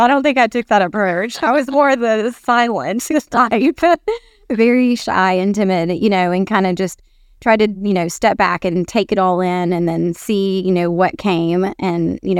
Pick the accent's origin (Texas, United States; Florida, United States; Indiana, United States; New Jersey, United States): Texas, United States; Yeah, so I'm a Texan.